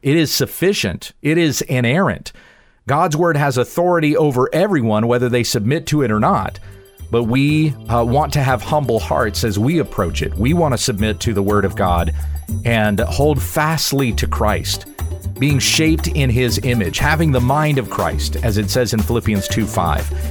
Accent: South Carolina, United States; now in Texas, United States; I grew up in South Carolina. We now live in Texas.

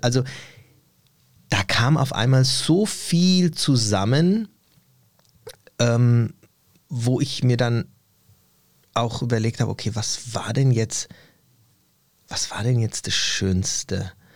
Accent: Germany; also born or lived in Turkey (ancestry, summer holidays); ich hier zu Hause bin in Deutschland. Ich bin hier geboren, ich lebe hier ja.

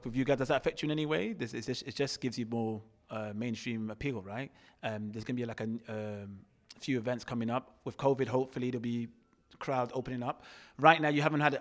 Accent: London, United Kingdom; I grew up in Walthamstow

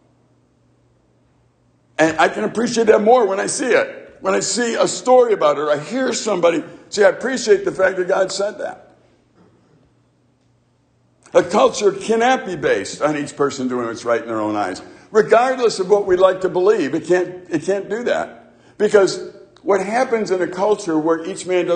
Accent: Chicago, Illinois, United States; growing up in the city of Chicago

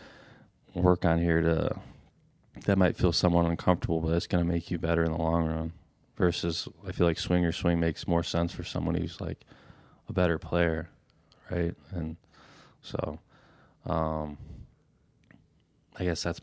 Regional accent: United States; I'm American.

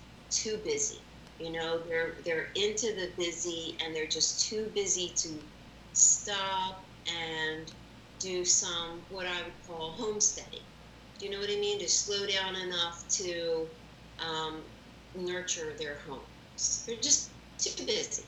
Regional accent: Philadelphia, Pennsylvania, United States; I am a Philly girl all my life. I went to Saul High School, the farm school in Roxborough

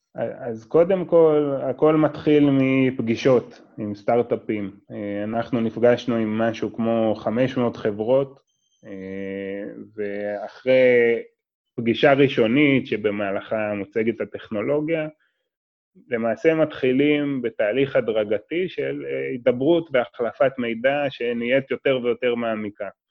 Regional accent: Israel; בתור ישראלי

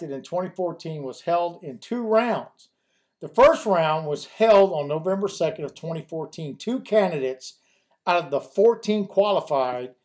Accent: United States; as American citizens

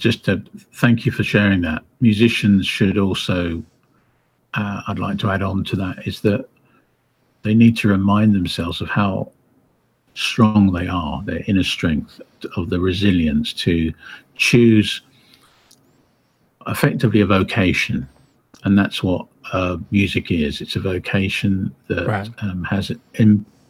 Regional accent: Windsor, South East England, United Kingdom; I was raised in Windsor, Berkshire, where the castle is

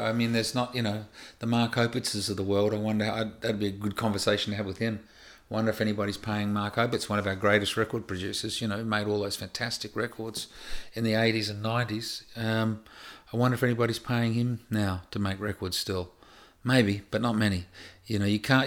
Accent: Australia; moved away as an adult; also born or lived in United States; growing up in Australia

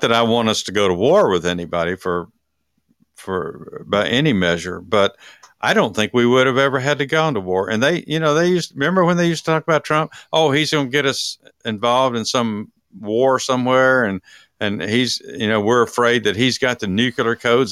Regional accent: Texas, United States; from my home state

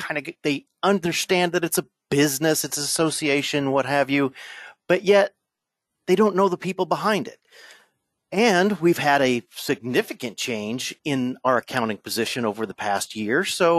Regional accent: New Jersey, United States; born there; I was, my father bounced around, and I bounced around in the Air Force, and I was born in New Jersey, of all places.

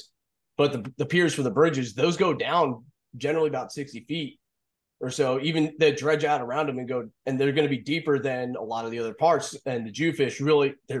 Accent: New Jersey, United States; moved away as an adult; also born or lived in Las Vegas, Nevada / New Mexico; now in Florida, United States; when I was growing up in Jersey

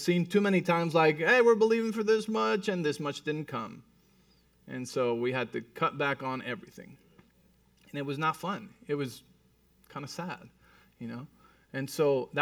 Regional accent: Mexico City, Mexico; moved away; I was born and raised in Mexico City.

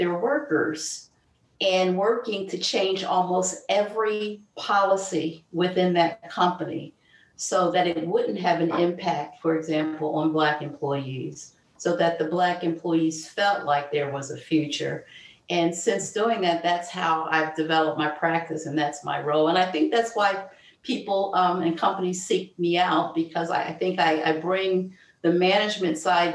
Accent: Philadelphia, Pennsylvania, United States; I grew up in South Philadelphia to a single mom

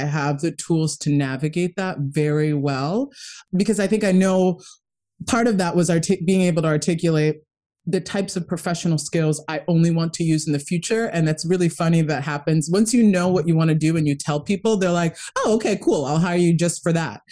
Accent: Kenya; moved away; I'm originally from Kenya. My my whole family um, is pretty much there, and it's you know we came from a very tough upbringing.

